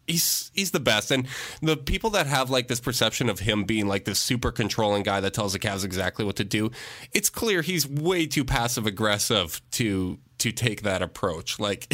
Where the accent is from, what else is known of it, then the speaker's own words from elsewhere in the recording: Canada; I'm Canadian